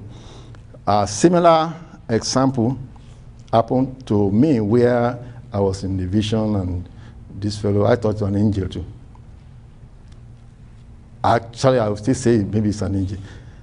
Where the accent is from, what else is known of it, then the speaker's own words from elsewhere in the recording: Nigeria; My first time of traveling out of Nigeria, and I went for my company in Nigeria.